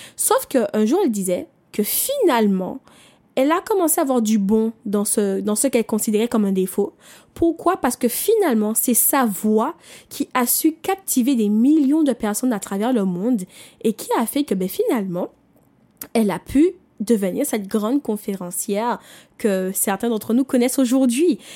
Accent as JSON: {"language": "French", "country": "Martinique", "said": "je viens des Antilles, je viens de la Martinique"}